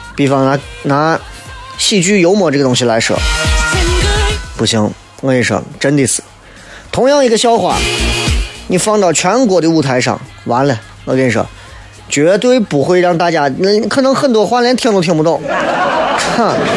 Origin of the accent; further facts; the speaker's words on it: Xi'an, Shaanxi, China; accent: Xi'an dialect; 我们西安人说话啥时候粗鲁了？